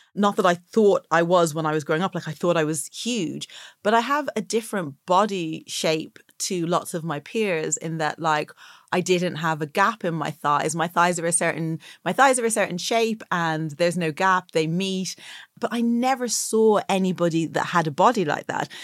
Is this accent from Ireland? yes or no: yes; Dublin, Leinster, Ireland; also born or lived in Atlanta, Georgia, United States; the beauty culture and attitudes about bodies that I grew up with in Ireland